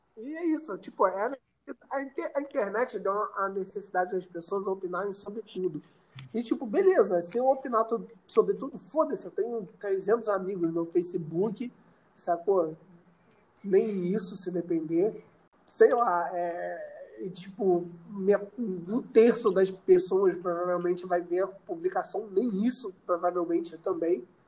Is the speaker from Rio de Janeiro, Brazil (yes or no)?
yes; Miguel Pereira, Rio de Janeiro, Brazil; moved away as an adult; eu vim de Miguel Pereira